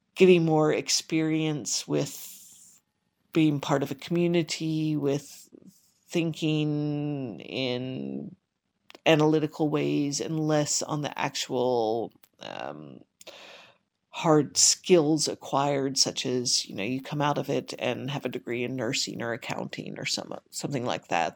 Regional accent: Richmond, Kentucky, United States; I was born and raised in Richmond, Kentucky

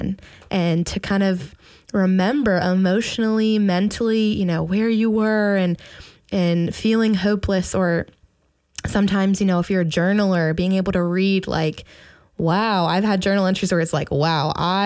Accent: Midwest, United States; now in Pittsburgh, United States; I'm from the Midwest

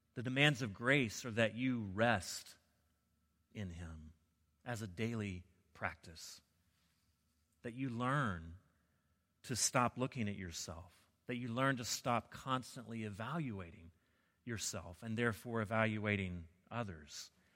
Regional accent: the South, United States; I grew up in the South

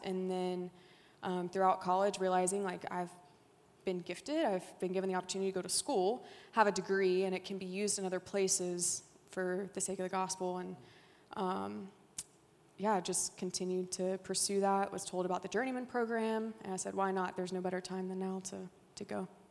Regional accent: Haughton, Louisiana, United States; also born or lived in France; I grew up in Haughton, Louisiana, not too far

